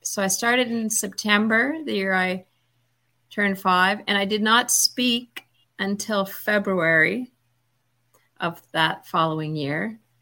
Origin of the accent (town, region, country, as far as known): Toronto, Ontario, Canada; born or raised there